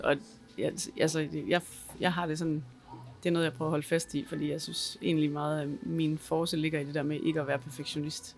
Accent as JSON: {"language": "Danish", "country": "Denmark", "tie": "born or raised there", "said": "er født i Danmark og taler dansk"}